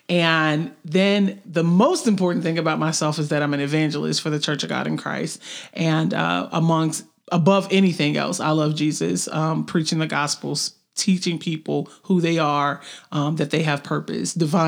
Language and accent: English; Memphis, Tennessee, United States; moved away as an adult; now in Chattanooga, United States; I'm not a Chattanooga native. I'm actually from Memphis, but I've been in Chattanooga for roughly 15 plus years.